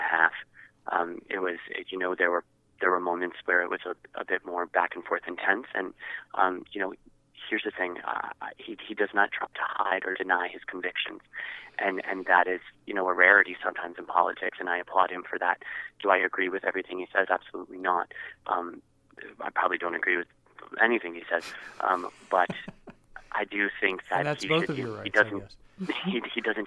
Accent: New York, United States; I'm from New York

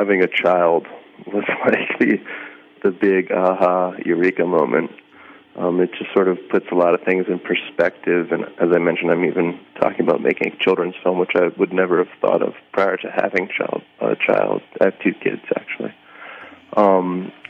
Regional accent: New York, United States; now in Berlin, Germany; Although I live in Berlin, Germany, I'm American from New York, but I live here.

